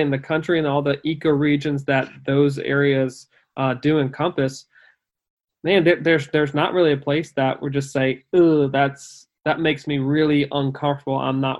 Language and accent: English; East Coast, United States; my experiences of growing up on the East Coast